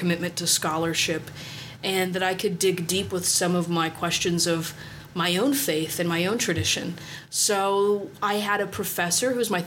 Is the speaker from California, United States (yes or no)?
no; Cincinnati, Ohio, United States; moved away as an adult; now in Springfield, United States; I'm from Cincinnati, Ohio